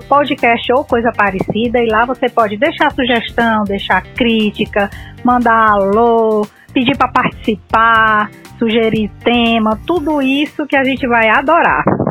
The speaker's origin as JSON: {"language": "Portuguese", "region": "Ceará", "country": "Brazil", "said": "eu sou cearense"}